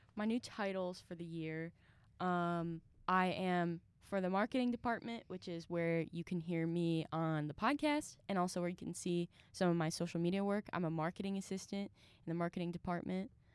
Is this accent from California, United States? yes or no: no; Mentor, Ohio, United States; I am from Mentor, Ohio